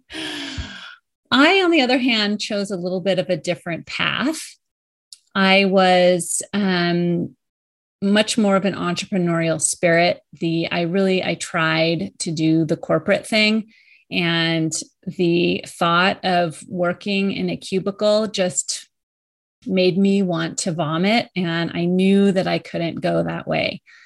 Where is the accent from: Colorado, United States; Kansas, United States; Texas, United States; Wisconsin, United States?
Colorado, United States; moved away as an adult; also born or lived in New York area; I moved from New, the New York area back to my home state of Colorado.